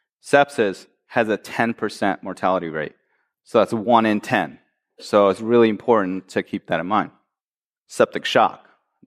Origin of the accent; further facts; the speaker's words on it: Michigan, United States; I am from Michigan, after all.